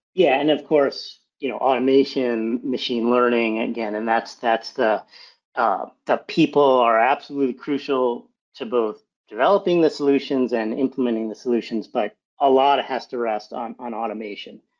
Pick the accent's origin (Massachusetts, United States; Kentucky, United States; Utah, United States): Massachusetts, United States; outside of Boston; I was born in, in Massachusetts, outside of Boston